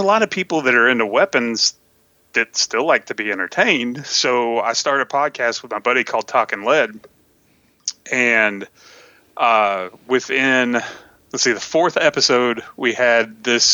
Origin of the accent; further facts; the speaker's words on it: Tennessee, United States; also born or lived in Texas; I was born in Texas and raised in Tennessee